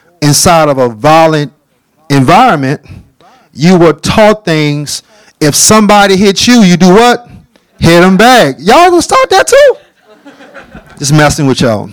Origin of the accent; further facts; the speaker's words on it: New Orleans, Louisiana, United States; I am born and raised from a little town called New Orleans